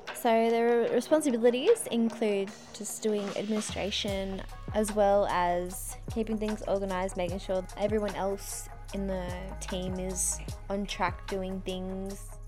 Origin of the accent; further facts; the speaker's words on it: Lightning Ridge, New South Wales, Australia; moved away; also born or lived in Tamworth; Living out in Lightning Ridge in far northwest New South Wales when I was younger, I feel really blessed living my childhood there